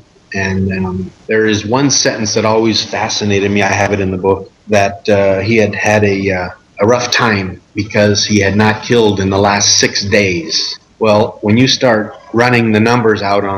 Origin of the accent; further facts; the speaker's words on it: United States; as an American